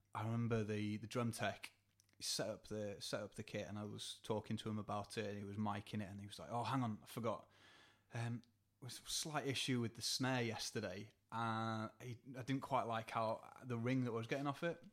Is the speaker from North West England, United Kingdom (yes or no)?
no; Borehamwood, East of England, United Kingdom; moved away; I'm originally from Hertfordshire